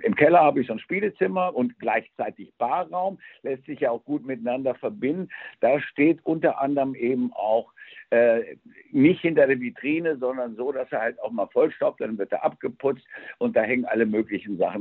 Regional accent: Spain; moved away; ich bin ja in Spanien groß geworden

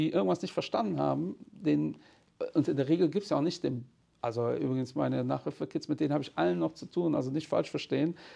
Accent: Portugal; Also als Portugiese hat man auch mit 15 Anzug.

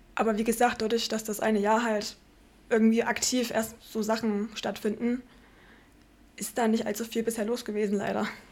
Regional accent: Markneukirchen, Saxony, Germany; accent: Saxon; also born or lived in Landwüst; now in Leipzig, Germany; Ich komme aus dem Vogtland ursprünglich. Grenze Bayern, Thüringen, Sachsen drüben. Ähm, Kuhkaff heißt in dem Fall 600 Einwohner an der tschechischen Grenze

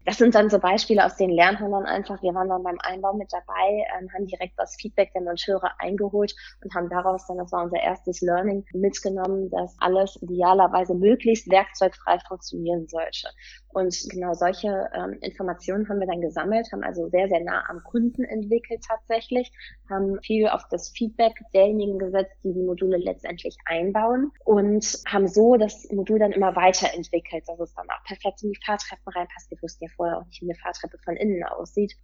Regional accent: Cologne, North Rhine-Westphalia, Germany; komme aus Köln

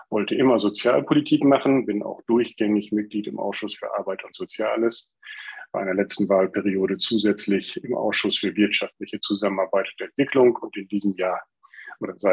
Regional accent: Lower Saxony, Germany; bin weiter im Landesvorstand geblieben der FDP in meinem Heimatland Niedersachsen

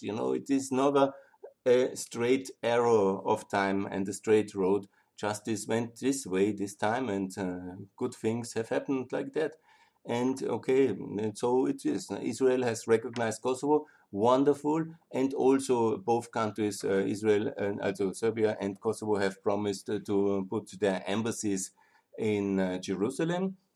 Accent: Austria; I'm from the European Union, from Austria

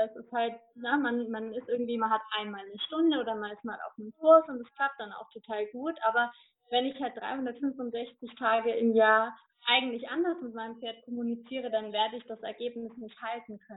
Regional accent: Bavaria, Germany; Ich komme aus der Region Nürnberg-Fürth-Erlangen

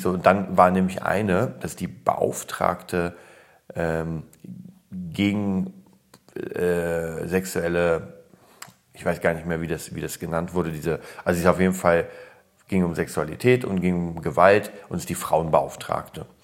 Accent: Berlin, Germany; also born or lived in Poland; Ich komme ja aus Polen, wurde da geboren und kam dann rüber mit drei. Deswegen fühle ich mich als Berliner.

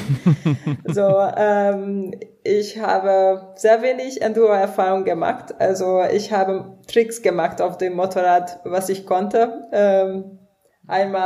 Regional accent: Hungary; now in Frankfurt, Germany; Ich komme ursprünglich aus Ungarn äh, und ähm, ja, der Name kommt auch aus Ungarn

